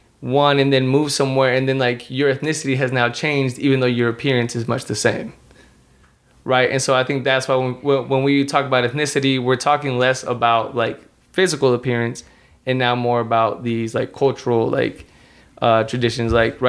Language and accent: English; United States; I was born in the United States. That's my citizenship. I don't have dual citizenship in Mexico. So I can't say that I'm Mexican American or American Mexican